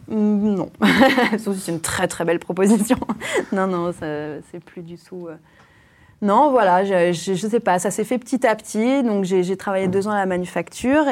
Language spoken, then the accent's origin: French; Creuse, Nouvelle-Aquitaine, France; now in Paris, France; J'ai grandi en Creuse